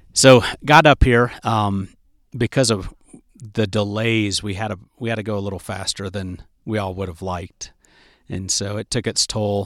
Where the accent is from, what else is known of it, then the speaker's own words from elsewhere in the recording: United States; I'm an American, so most people speak English